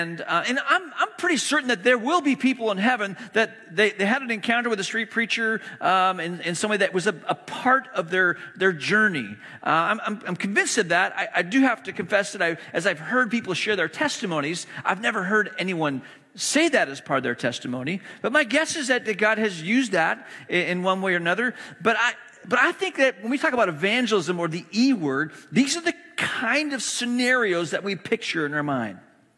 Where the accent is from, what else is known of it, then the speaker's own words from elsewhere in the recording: China; moved away as an adult; also born or lived in Hong Kong / Malaysia; now in United States; I grew up in the East. I grew up in China and Hong Kong, and went to boarding school in Malaysia, elementary school, middle school, high school, spent overseas, moved to the U.S. For college.